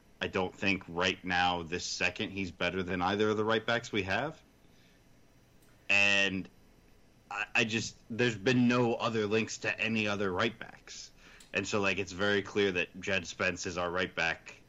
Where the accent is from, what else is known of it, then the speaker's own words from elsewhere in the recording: United States; I'm an American homer